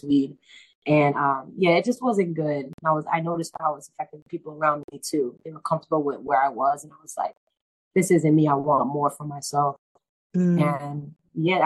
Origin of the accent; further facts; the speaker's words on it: Boston, Massachusetts, United States; I'm from Boston, Roxbury to be exact.